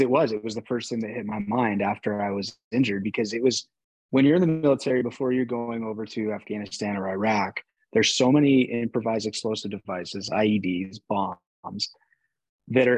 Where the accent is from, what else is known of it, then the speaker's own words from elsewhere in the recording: Phoenix, Arizona, United States; growing up in Phoenix, Arizona